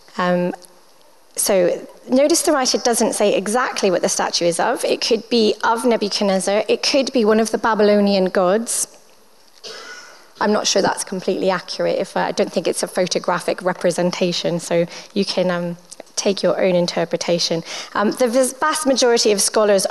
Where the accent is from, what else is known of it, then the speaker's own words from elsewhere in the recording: Canada; now in Winchester, United Kingdom; I'm Canadian and British. I am a foreigner technically in Britain because you don't have things like Timbits and good peanut butter